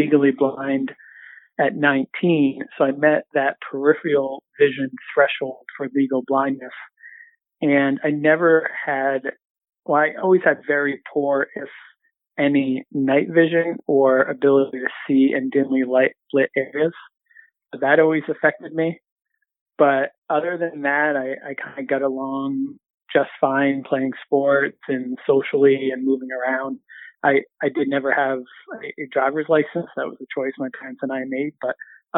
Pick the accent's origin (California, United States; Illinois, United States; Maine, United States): Maine, United States; Southern; born or raised there; moved away as an adult; also born or lived in Central Massachusetts / Boston area; now in Boston, United States